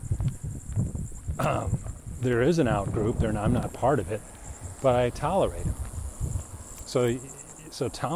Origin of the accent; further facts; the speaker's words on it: United States; us Americans